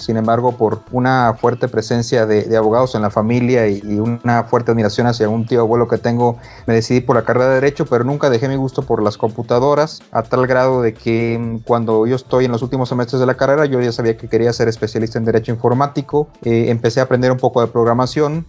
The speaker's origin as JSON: {"language": "Spanish", "country": "Mexico", "said": "Yo soy el segundo mexicano"}